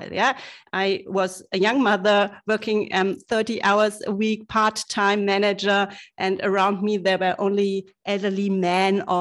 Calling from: Munich, Bavaria, Germany; because I'm living in Munich and I think everybody in the whole world knows what's happening in Munich every autumn.

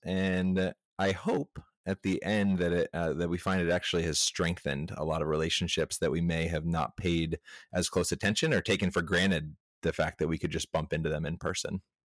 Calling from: Asheville, North Carolina, United States; I am calling in from Asheville, North Carolina

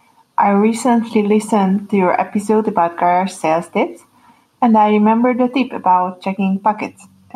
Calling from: Hungary; English is a second language; from Hungary, and my Bill of the Week is a 50 euro bill I found at work.

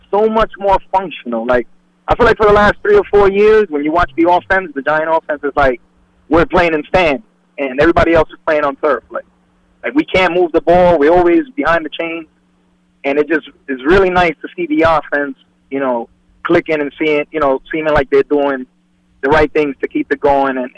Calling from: Bergenfield, New Jersey, United States; from Bergenfield.

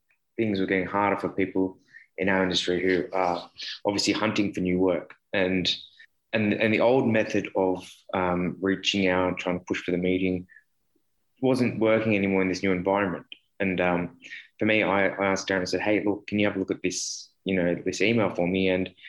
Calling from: Sydney, New South Wales, Australia; I'm from Sydney, Australia

